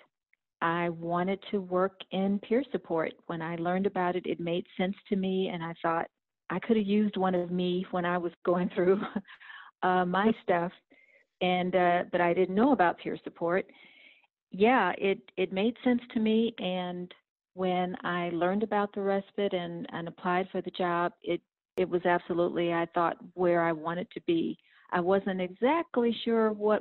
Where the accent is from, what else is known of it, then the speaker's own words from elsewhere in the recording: Houston, Texas, United States; I'm from Houston, Texas, and I work as respite team lead at a peer-run crisis respite here in Houston